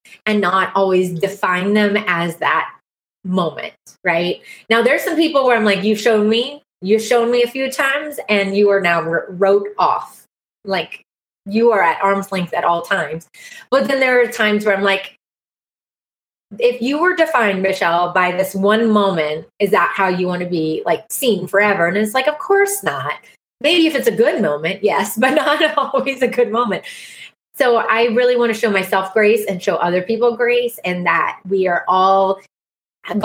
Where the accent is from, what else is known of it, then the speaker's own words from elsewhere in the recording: South Carolina, United States; I'm a hygienist from South Carolina